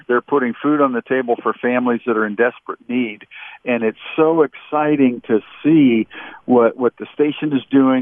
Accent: Pittsburgh area, Pennsylvania, United States; born or raised there; moved away

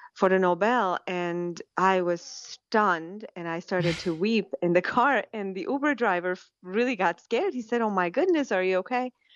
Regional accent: Iran; also born or lived in Switzerland / Germany; now in United States; I was born and raised in Iran as an Assyrian Christian, and I was smuggled out in eight, nineteen eighty-nine

